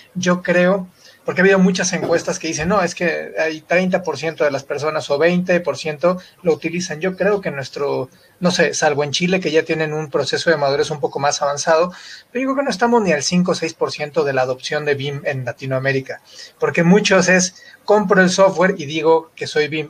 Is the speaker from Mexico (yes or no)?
yes; Mexico; de México